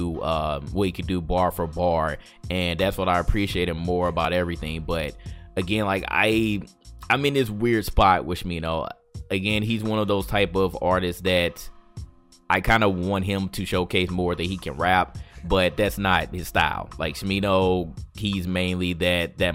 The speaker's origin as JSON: {"language": "English", "town": "St. Louis", "region": "Missouri", "country": "United States", "said": "I'm from St. Louis"}